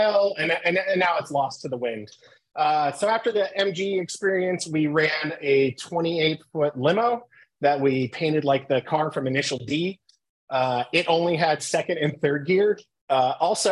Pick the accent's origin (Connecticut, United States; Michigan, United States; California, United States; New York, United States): California, United States; San Diego; I grew up in San Diego